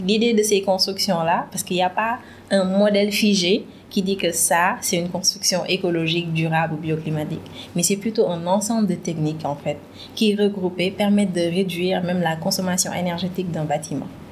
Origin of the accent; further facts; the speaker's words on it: Thiès, Senegal; suis sénégalaise, j'ai principalement grandi à Chess